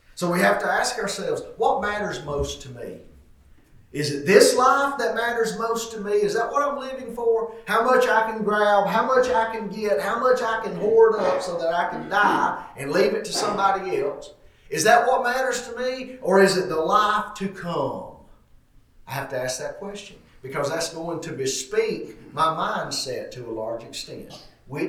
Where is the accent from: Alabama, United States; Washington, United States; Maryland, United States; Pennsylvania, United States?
Alabama, United States; White Plains; I grew up in White Plains, Alabama